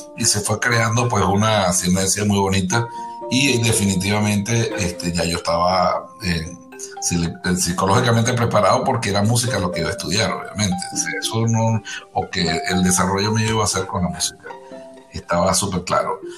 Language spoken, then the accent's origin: Spanish; Margarita Island, Nueva Esparta, Venezuela; moved away; Fui el, concertino de esa orquesta desde su creación hasta que yo me fui de Margarita